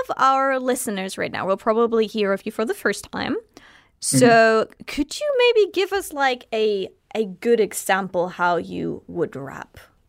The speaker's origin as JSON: {"language": "English", "country": "Germany", "said": "I am German"}